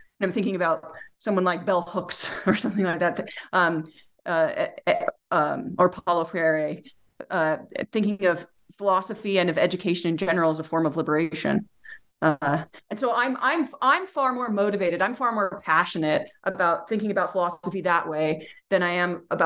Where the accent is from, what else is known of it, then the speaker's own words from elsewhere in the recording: Utah, United States; also born or lived in Amherst, Massachusetts; I'm from Utah, and then I went to UMass Amherst for my graduate program and then ended up back in Utah.